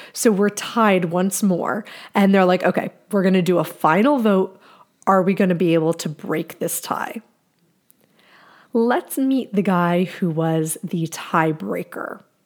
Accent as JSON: {"language": "English", "region": "New Jersey", "country": "United States", "tie": "born or raised there", "said": "my home state of New Jersey."}